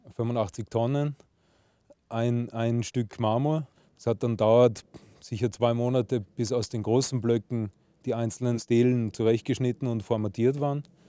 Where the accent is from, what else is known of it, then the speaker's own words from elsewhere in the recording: Salzburg, Austria; als gebürtiger Salzburger